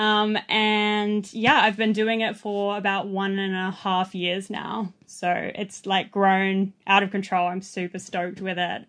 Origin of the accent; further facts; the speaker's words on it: Sydney, New South Wales, Australia; moved away as an adult; also born or lived in east coast of Australia / New Zealand; now in Byron Bay, Australia; I grew up in Southwest Sydney, um, on the streets, basically